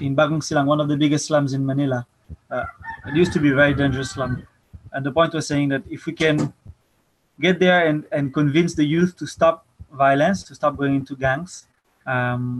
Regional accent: Paris, Île-de-France, France; moved away as an adult; now in Philippines; I'm French. I'm 25 years old. I first came to the Philippines when I was 21, 4 years ago. I was born and raised in Paris

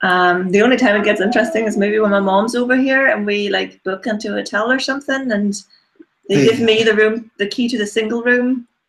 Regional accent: Germany; English is a second language; moved away as an adult; also born or lived in Leipzig; now in Northern Ireland, United Kingdom; I'm originally from Germany, by the way.

